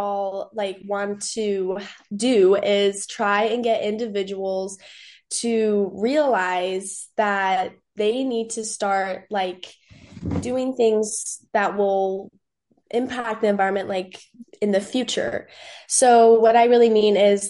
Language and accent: English; Phoenix, Arizona, United States; I am from Phoenix, Arizona.